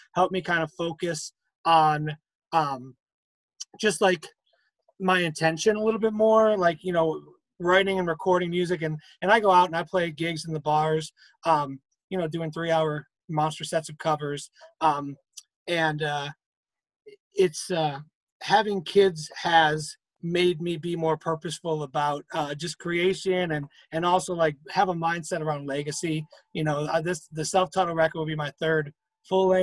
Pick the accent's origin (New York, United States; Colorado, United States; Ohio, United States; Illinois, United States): Illinois, United States; Chicago; moved away as an adult; now in Greensburg, United States; I'm originally from Chicago, born and raised on the south side of Chicago